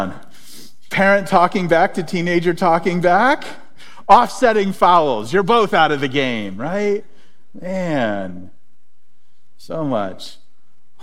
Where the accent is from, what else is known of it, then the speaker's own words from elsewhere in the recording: Springfield, United States; growing up in Springfield